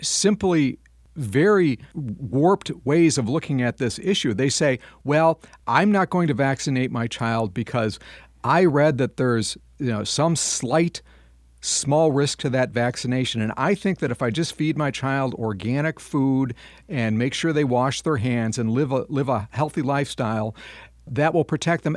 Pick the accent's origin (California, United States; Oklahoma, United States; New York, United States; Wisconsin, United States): Wisconsin, United States; Madison; my hometown of Madison, Wisconsin